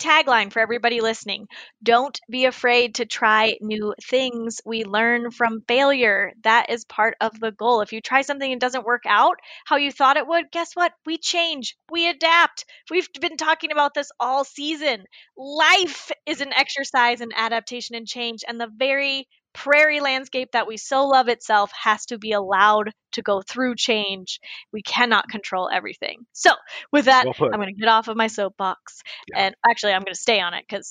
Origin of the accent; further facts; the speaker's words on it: the South, United States; moved away; I was raised in the South